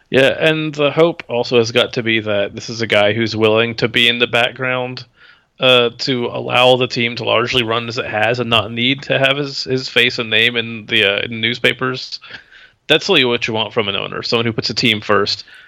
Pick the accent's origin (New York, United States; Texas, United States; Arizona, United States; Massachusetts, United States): Texas, United States; Houston; moved away; I'm from Houston, too.